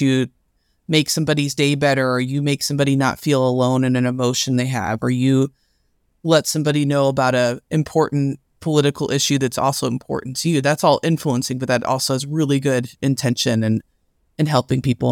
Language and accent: English; Louisville, Kentucky, United States; I'm from Louisville, Kentucky